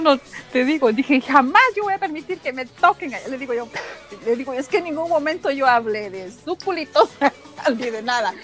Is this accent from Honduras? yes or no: yes; Honduras; now in Raleigh, United States; Soy de Honduras, vivo en Estados Unidos, en el estado de North Carolina.